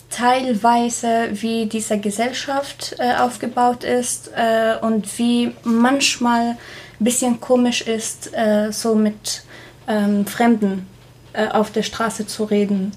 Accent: Syria; German is a second language; moved away as an adult; also born or lived in Passau; now in Germany; ich komme aus Syrien

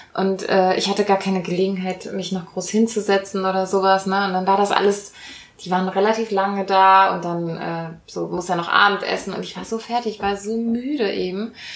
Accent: Rhineland, Germany; accent: Rhineland sch/ch feature; habe ich diesen ähm, schch fehler manchmal, den man hier so im Rheinland hat

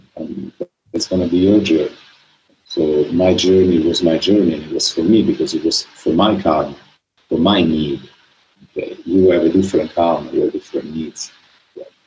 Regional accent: Italy; I grew up in Italy, Italy

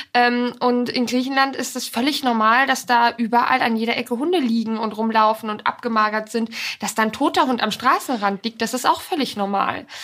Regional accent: Poland; now in Germany; Da bin ich auch ganz viel groß geworden in Polen.

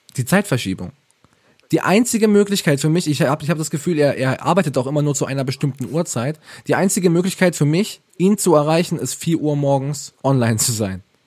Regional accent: Ravensburg, Baden-Württemberg, Germany; Ich komme aus Ravensburg, wunderschöne Stadt, ähm, Schwabenländle

